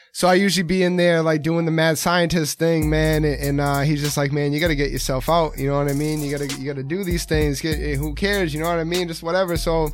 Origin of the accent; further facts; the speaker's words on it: Rockland, Massachusetts, United States; I'm from Rockland.